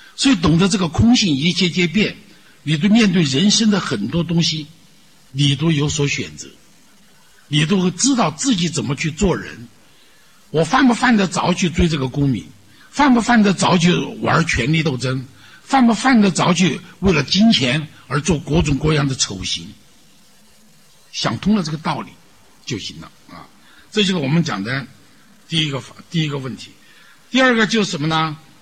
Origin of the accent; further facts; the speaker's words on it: China; 我们中国人不太信宗教